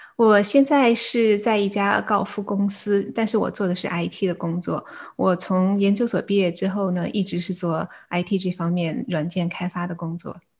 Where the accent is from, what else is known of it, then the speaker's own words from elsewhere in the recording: Beijing, China; moved away as an adult; also born or lived in South Dakota, United States / Chicago, United States; now in San Diego, United States; 我来自中国北京，然后，呃，中学的时候在，呃，北京师范大学附属实验中学毕业